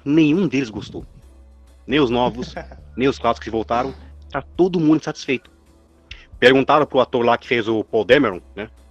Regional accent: Paulista, São Paulo, Brazil; sou paulista

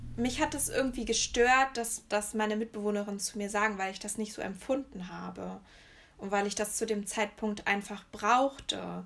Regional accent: near Höxter, East Westphalia-Lippe, North Rhine-Westphalia, Germany; moved away as an adult; also born or lived in Erfurt; ich komme ja eher so aus der Richtung Höxter

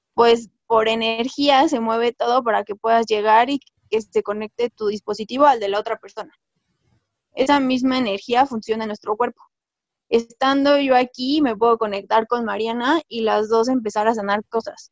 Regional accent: Mexico

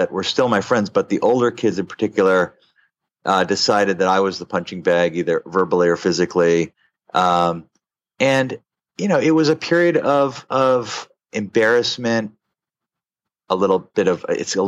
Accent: New York, United States; I'm an American citizen. I grew up in New York

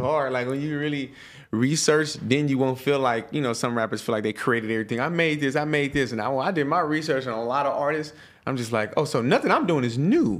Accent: Stockton, California, United States; I'm from Stockton, it's not millions of black people

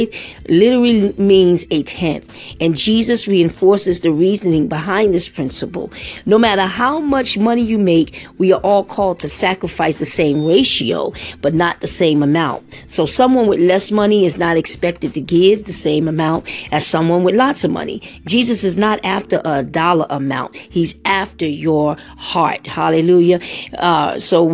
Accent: New York City, New York, United States; I grew up in the Bronx

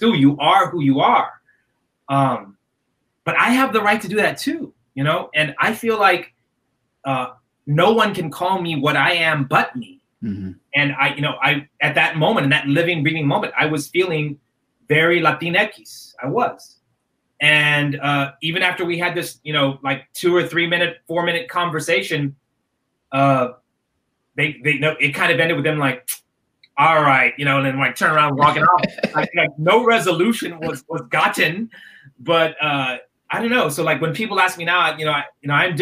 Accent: Dallas, Texas, United States; I come from Dallas, Texas

